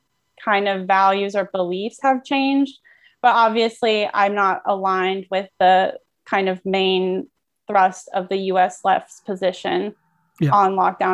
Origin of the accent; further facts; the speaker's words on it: Oakland, California, United States; I'm based in Oakland, California for now. I'm also from Oakland, California.